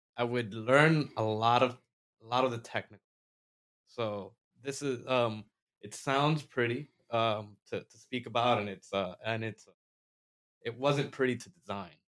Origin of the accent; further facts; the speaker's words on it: Florida, United States; we're from Florida